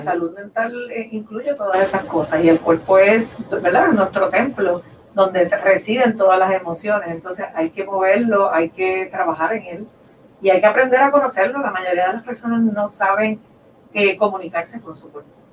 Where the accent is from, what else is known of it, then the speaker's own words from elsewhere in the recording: Puerto Rico; now in Boulder, United States; nosotros como puertorriqueños